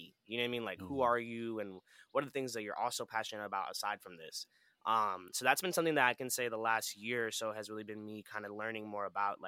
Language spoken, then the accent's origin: English; New York City, New York, United States; also born or lived in Orlando, Florida; now in South West Florida, United States; I grew up in New York